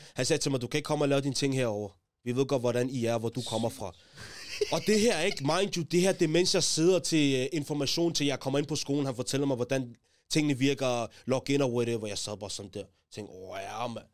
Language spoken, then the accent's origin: Danish; Taastrup, Capital Region of Denmark, Denmark; Jeg kommer fra Tostrup, ligesom JG